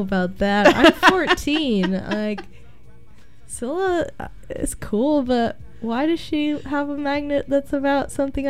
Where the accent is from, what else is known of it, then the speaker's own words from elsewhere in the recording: McMinnville, Oregon, United States; I'm from McMinnville also.